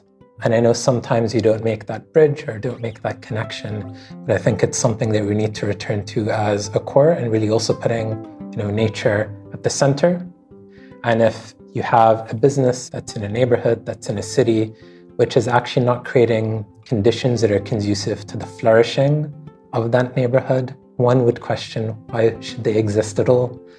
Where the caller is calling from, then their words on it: Bahrain; I'm calling in from Bahrain.